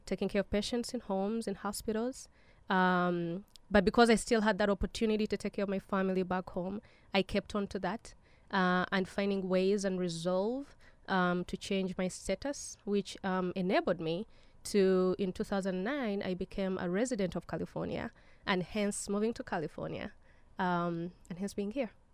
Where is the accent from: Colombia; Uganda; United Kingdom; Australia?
Uganda; now in United States; I was born in Uganda